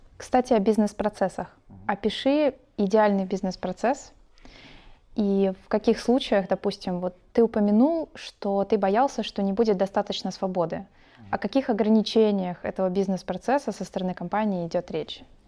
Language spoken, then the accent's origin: Russian; Odesa, Odesa Oblast, Ukraine; я как одессит